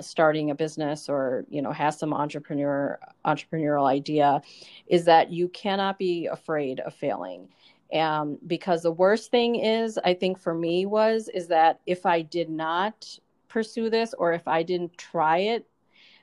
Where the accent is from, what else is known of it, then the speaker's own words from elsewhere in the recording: United States; I grew up in the States here.